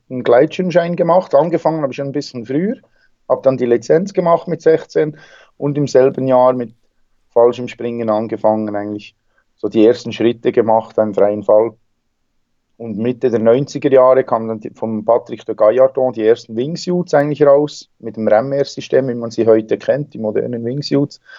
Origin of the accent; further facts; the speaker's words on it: Bern, Switzerland; Ja, ich komme aus der Schweiz, aus dem Berner Seeland. Bin da am See aufgewachsen, geboren.